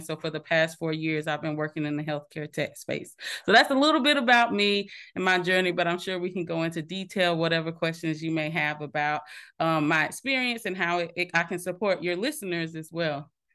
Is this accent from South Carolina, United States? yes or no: yes; Minetta, South Carolina, United States; I was actually born and raised in Minetta, South Carolina, small town, no stoplights.